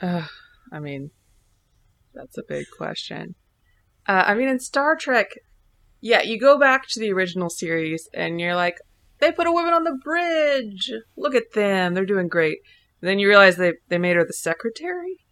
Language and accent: English; Indianapolis, Indiana, United States; we're from Indy